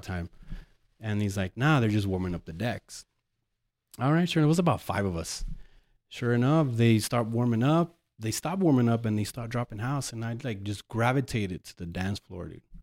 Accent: El Paso, Texas, United States; moved away as an adult; also born or lived in Ann Arbor, Michigan; born and raised here in El Paso

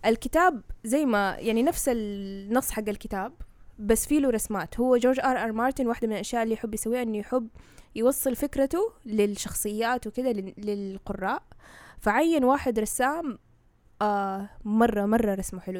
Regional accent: Saudi Arabia; إحنا عندنا في السعودية المنطقة الشرقية

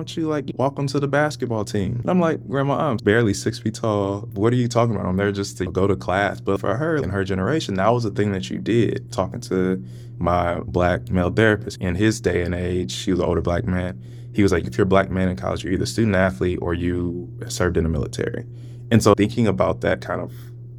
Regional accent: St. Louis, Missouri, United States; moved away as an adult; also born or lived in California; now in Virginia, United States; growing up in St. Louis, was like, I was in majority Black spaces

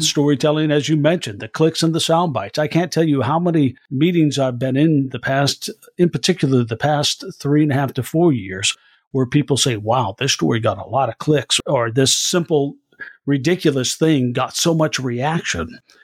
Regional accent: Iowa, United States; I'm from Iowa, a state that uh, holds the caucuses

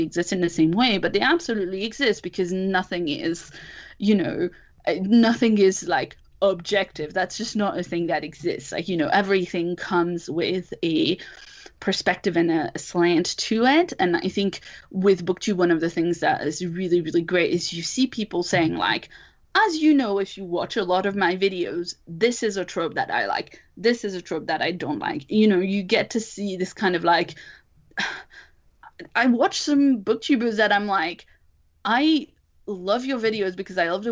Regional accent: France; English is a second language; moved away; I'm originally from France and I'm a second language speaker

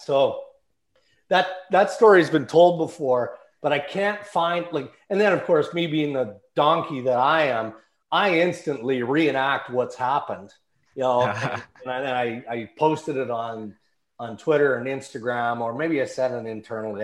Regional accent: Saskatchewan, Canada; moved away; also born or lived in Ontario; I grew up in Western Canada, grew up in Saskatchewan, grew up on a farm

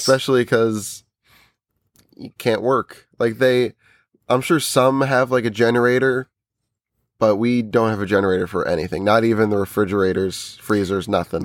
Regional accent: New Jersey, United States; we're from New Jersey

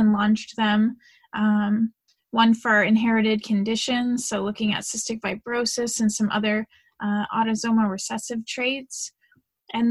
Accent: St. Louis, Missouri, United States; moved away; Originally, I'm from St. Louis, Missouri. So I grew up in a very traditional family

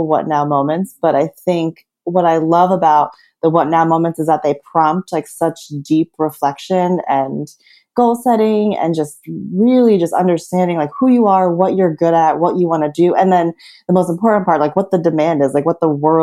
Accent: New Jersey, United States; moved away as an adult; also born or lived in New York; I was born and raised in New Jersey, which some people joke is like the sixth borough.

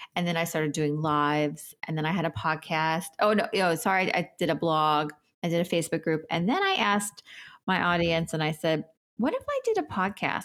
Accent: New York City, New York, United States; I am a New Yorker. I grew up in New York

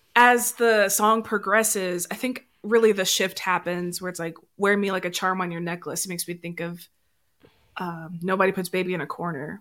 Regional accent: Memphis, Tennessee, United States; I am from Memphis

